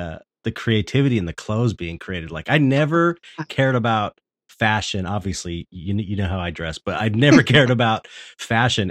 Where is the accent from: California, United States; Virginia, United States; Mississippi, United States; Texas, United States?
California, United States; Los Angeles; I'm from San Pedro, which is kind of outside